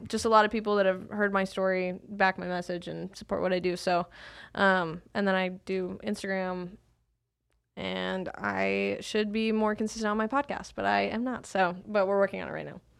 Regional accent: Salt Lake City, Utah, United States; I grew up in Salt Lake City, Utah

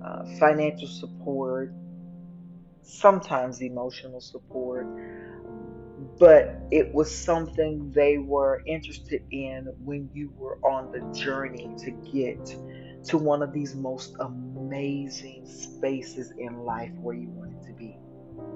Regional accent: Dallas, Texas, United States; accent: southern; You'll hear some words sometimes come out a little southern because I am from Dallas, Texas

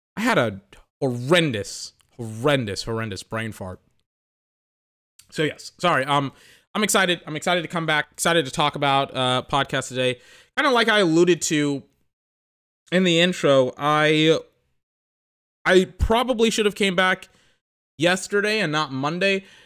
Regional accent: United States; I'm American.

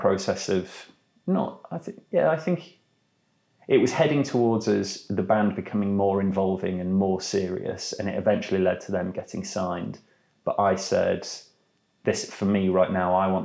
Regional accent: York, Yorkshire and the Humber, United Kingdom; I'm from York.

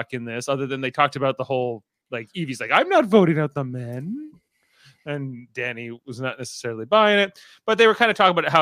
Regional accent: Canada; It's where I'm from too

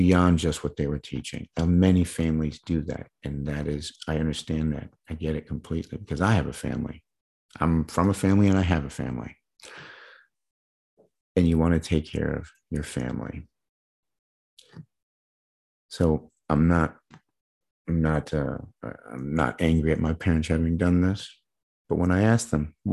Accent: Midwest, United States; I was growing up in the Midwest

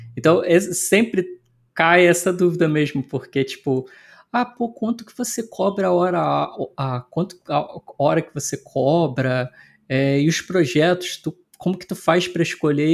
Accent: Petrópolis, Rio de Janeiro, Brazil; moved away as an adult; also born or lived in Ireland; eu sou de Petrópolis, que é na Serra do Rio, né? Da e a, hoje eu voltei para Petrópolis.

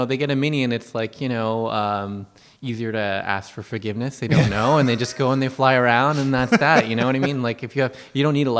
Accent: Montreal, Quebec, Canada; moved away as an adult; also born or lived in Kitchener-Waterloo, Ontario; now in Bridgewater, Canada; I'm originally from Montreal, that's where I met my wife.

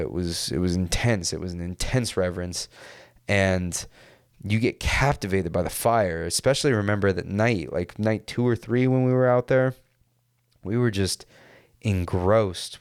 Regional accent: California, United States; growing up in California

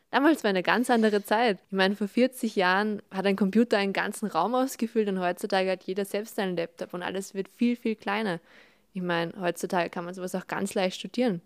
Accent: Salzburg, Austria; wir kommen beide aus Salzburg

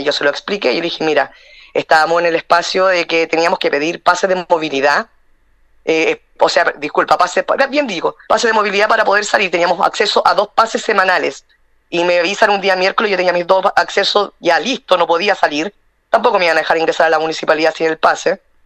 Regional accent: Chile

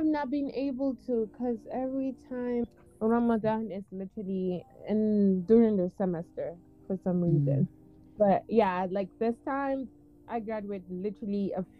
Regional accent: Gambia; now in United States; I grew up in Gambia. So, being in Gambia is just like, basically just being home, back home for me.

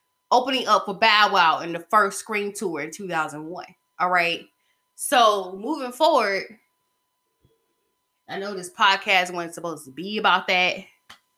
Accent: Covington, Georgia, United States; my hometown, Covington, Georgia, in my middle school class

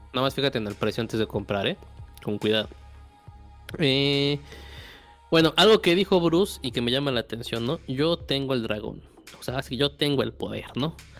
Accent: Mexico; somos mexicanos

